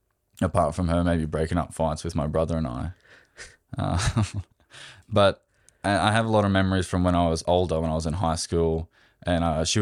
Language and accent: English; Australia; I'm Australian.